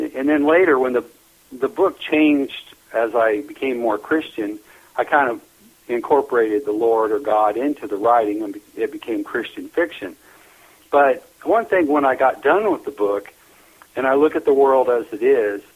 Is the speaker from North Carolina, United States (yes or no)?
no; Neely, Nebraska, United States; I was born and raised in Neely, Nebraska, up in northeast Nebraska